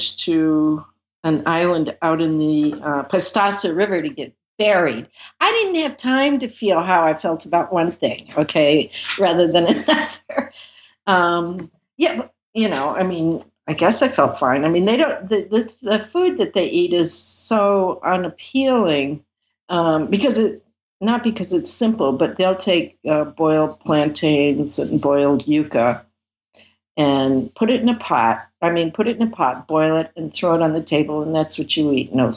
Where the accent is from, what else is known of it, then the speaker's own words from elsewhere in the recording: United States; I'm from America